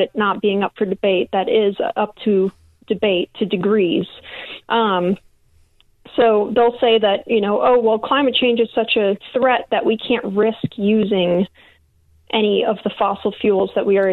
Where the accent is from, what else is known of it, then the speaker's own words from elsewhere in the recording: Illinois, United States; moved away as an adult; also born or lived in Louisiana; I grew up in Illinois as well, only moved down south to Louisiana to work offshore, but I grew up in Illinois